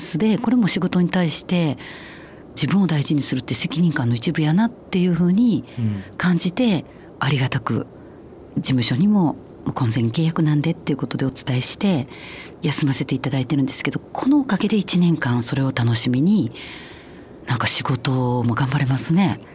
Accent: Osaka, Japan; moved away as an adult; also born or lived in Jeju, South Korea; now in Tokyo, Japan; 大阪の生野区の鶴橋

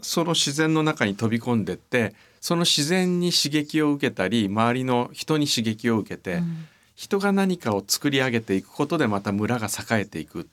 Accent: Amakusa, Kumamoto, Japan; 僕のふるさとは熊本県

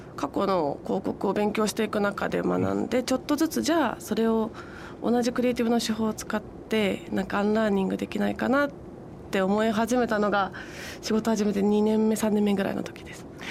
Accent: Tokyo, Japan; 出身は東京なので

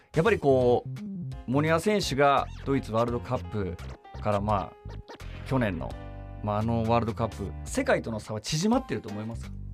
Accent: Nagoya, Aichi, Japan; also born or lived in Kariya; 僕、名古屋出身なんですけど

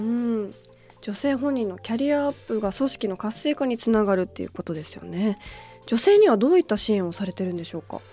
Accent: Tokyo, Japan; 私は東京出身

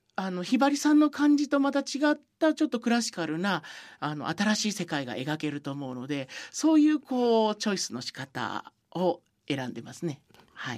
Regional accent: Sukumo, Kochi, Japan; 僕のふるさとの高知県

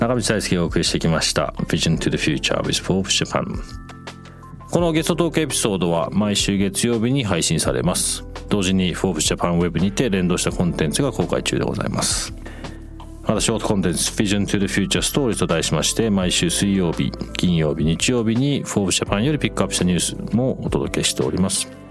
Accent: London, United Kingdom; moved away; 僕ロンドンで育った

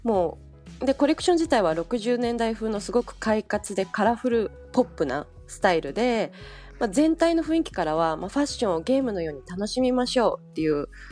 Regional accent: Osaka, Japan; moved away as an adult; also born or lived in New York; now in Paris, France; 私は大阪出身

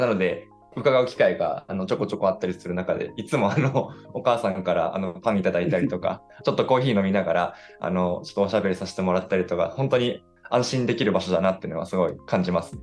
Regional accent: Rikuzentakata, Iwate, Japan; 私も陸前高田出身なので

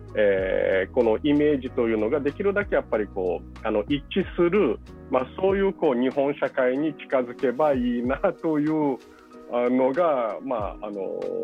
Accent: Brazil; moved away; 僕自身はそのブラジルで生まれ育ったわけですけど

